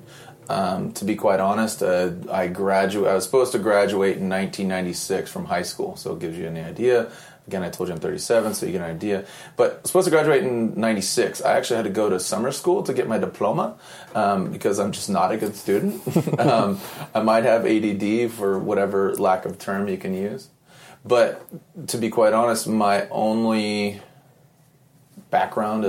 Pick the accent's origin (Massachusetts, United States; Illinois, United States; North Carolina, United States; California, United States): California, United States; San Diego; born or raised there; also born or lived in Sunnyvale, California / Cupertino, California